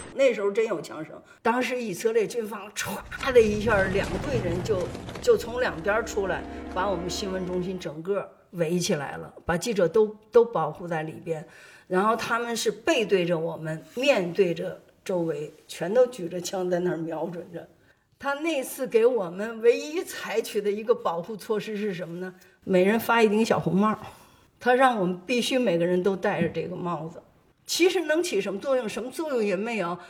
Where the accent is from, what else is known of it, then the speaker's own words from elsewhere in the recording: China; 我们中国人